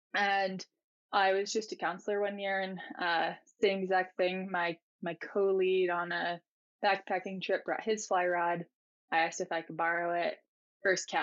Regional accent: Massachusetts, United States; also born or lived in Telluride, Colorado; now in Driggs, United States; growing up in Massachusetts, I would frequent the ocean and sailing and all those activities

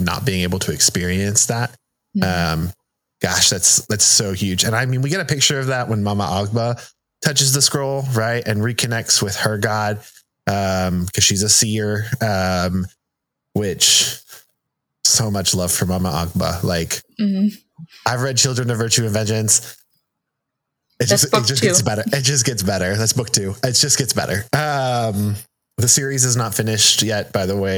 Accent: United States; first language Spanish; English is a second language; growing up in the United States and going to school in English and being told I can't speak Spanish at school

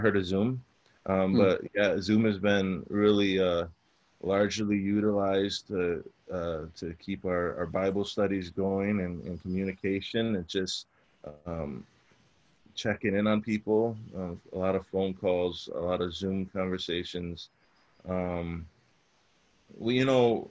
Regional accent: Chicago, Illinois, United States; I grew up in Chicago, and growing up, I kind of grew up in a rougher area of Chicago

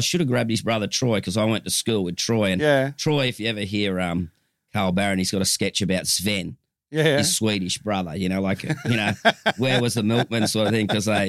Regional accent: Gold Coast, Queensland, Australia; Yeah, born at Southport Hospital. It doesn't exist anymore.

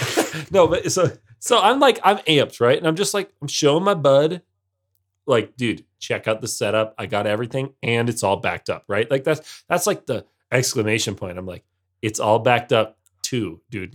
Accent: United States; I am in the minority as an American who doesn't like football.

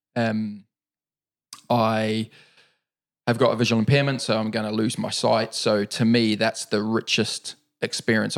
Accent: New Zealand; moved away as an adult; also born or lived in Auckland, New Zealand / Wellington, New Zealand / Dargaville, New Zealand / London, United Kingdom; now in United Kingdom; I was born and raised in New Zealand. Um, I left New Zealand at the age of twenty-two.

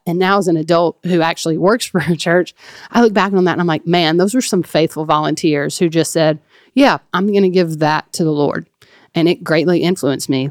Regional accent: Flora, Mississippi, United States; that's where I really call my hometown. I think we've talked about it on here before, but um, the town of Flora, Mississippi

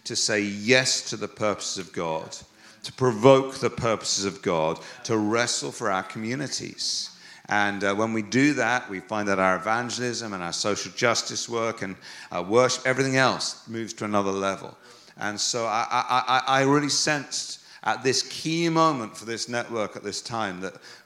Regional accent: England, United Kingdom; I'm English

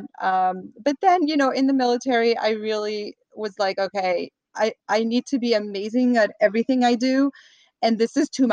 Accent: France; moved away as an adult; now in Los Angeles, United States; I grew up in France. I happen to be an American citizen born abroad.

